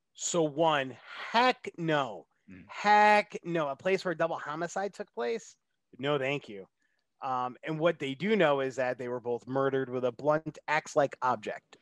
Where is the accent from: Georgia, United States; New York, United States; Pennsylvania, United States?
New York, United States; moved away; go back to my home state of New York